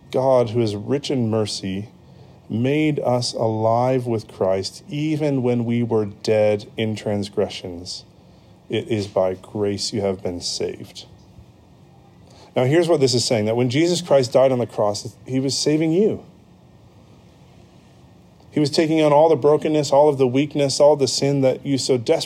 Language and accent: English; United States; moved away as an adult; also born or lived in United Kingdom; my passport that says I am an American citizen. That's my home. That's where I'm from, and that's my home